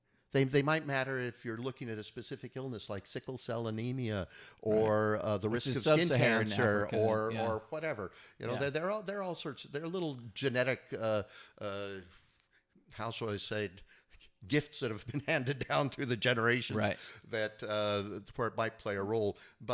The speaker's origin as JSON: {"language": "English", "region": "California", "country": "United States", "tie": "born or raised there", "said": "I grew up in the Northern Bay Area here in California"}